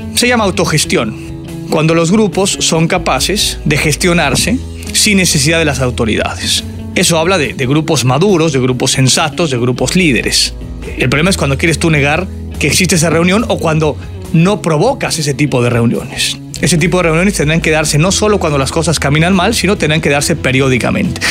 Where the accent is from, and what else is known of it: Mexico